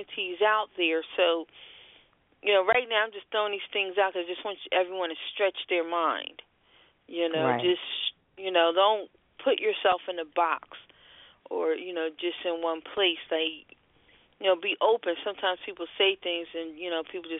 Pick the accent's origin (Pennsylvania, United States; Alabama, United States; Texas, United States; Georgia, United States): Pennsylvania, United States; Philadelphia; I am born and raised Philadelphia, whether I sound like it or not